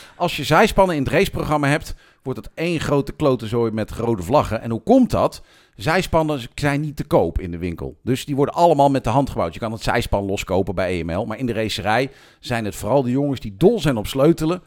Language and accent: Dutch; Amersfoort, Utrecht, Netherlands; ik kom uit Amersfoort.